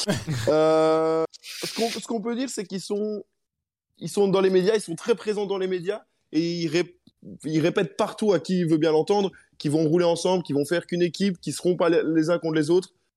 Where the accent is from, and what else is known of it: Belgium